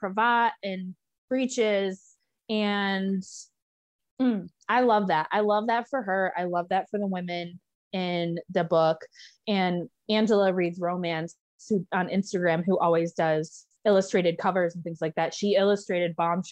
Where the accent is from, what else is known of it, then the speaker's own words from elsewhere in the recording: Michigan, United States; I grew up in Michigan